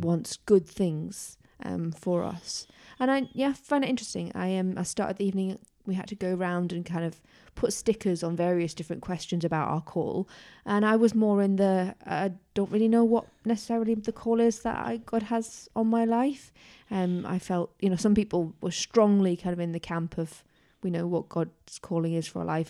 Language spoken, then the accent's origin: English; Tyneside, North East England, United Kingdom; growing up in Tyneside